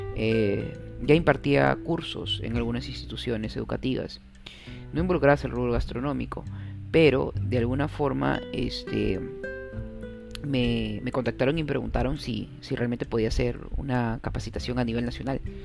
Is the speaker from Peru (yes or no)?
yes; Peru; soy un peruano más, un peruano más orgulloso de mi país